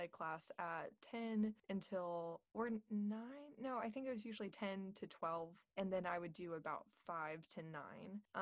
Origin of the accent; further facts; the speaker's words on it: Corpus Christi, Texas, United States; also born or lived in Houston, Texas / Dallas, Texas / College Station, Texas; now in Austin, United States; I grew up in Corpus Christi, Texas, which is on the Gulf Coast